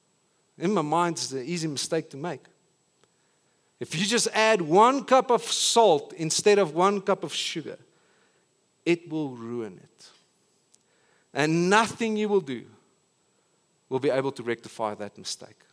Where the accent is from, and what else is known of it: South Africa